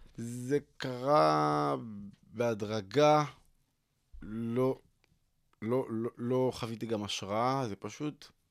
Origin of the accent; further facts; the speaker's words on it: Tel Aviv, Tel Aviv District, Israel; גדלתי בשכונת התקווה, בדרום תל אביב